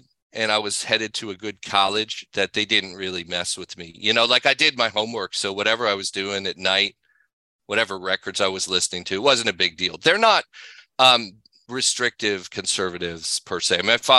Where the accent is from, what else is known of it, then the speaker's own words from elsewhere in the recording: Pasadena, California, United States; I grew up basically in Pasadena and a very sort of white bread part of LA.